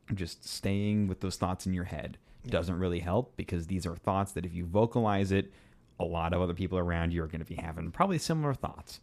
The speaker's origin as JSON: {"language": "English", "town": "Kansas City", "region": "Missouri", "country": "United States", "tie": "born or raised there", "said": "growing up in Kansas City, you know, when my family did come to Kansas City, they aren't we aren't like entirely Kansas City natives"}